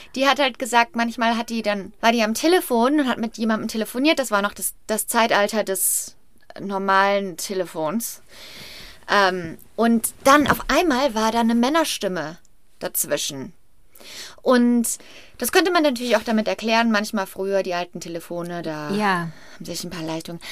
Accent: Brachelen, North Rhine-Westphalia, Germany; ich bin im Brachelen im Kreis Hückelhofen ähm, aufgewachsen

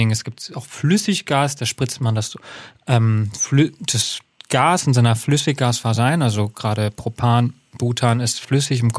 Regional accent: Hesse, Germany; ich komme aus, aus Hessen und bei einer kleinen freiwilligen Feuerwehr gelernt

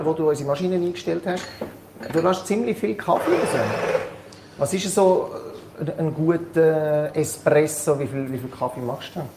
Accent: Switzerland; bei uns in der Schweiz

